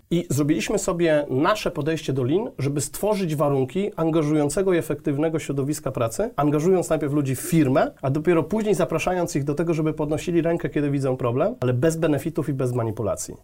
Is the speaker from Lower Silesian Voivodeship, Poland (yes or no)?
yes; a small town near Jelenia Góra, Lower Silesian Voivodeship, Poland; also born or lived in Wrocław / Germany; ja pochodzę z Jeleniej Góry, z mhm. małej miejscowości pod Jelenią Górą właściwie